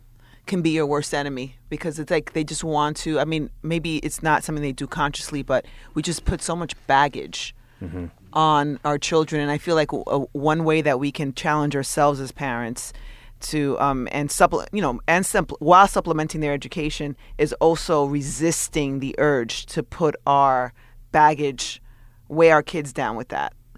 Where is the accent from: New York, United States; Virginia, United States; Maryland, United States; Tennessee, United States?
New York, United States; New York City; But because I love being American and I love being from New York City, I also feel like I can critique where I come from.